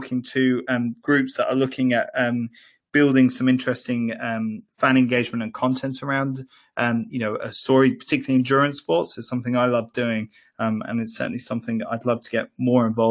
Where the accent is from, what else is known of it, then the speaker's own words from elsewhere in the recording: Ireland; I grew up in Ireland